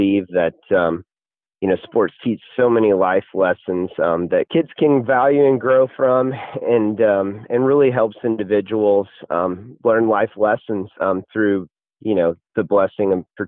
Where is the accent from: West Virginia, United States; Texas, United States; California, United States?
Texas, United States; College Station; I grew up in Bryan College Station, home of Texas A&M